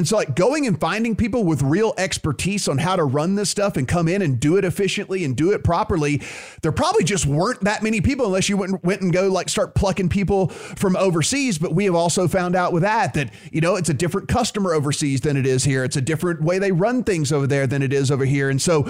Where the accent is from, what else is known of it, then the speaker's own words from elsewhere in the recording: Louisiana, United States; my friends listening in my home state